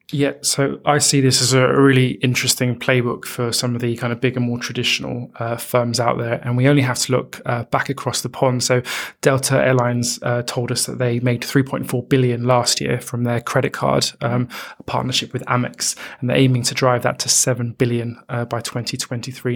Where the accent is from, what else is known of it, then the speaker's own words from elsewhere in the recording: United Kingdom; we're British